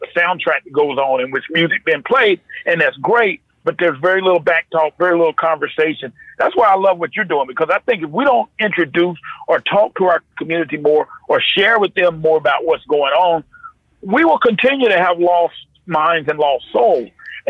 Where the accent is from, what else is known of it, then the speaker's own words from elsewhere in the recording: North Carolina, United States; I grew up in North Carolina, but after 9 o'clock at night, that's what you get.